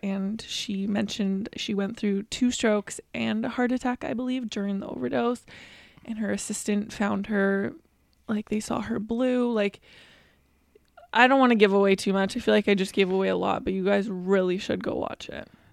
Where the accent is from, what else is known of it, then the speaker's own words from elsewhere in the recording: Vancouver, British Columbia, Canada; We are from Vancouver, B C, Canada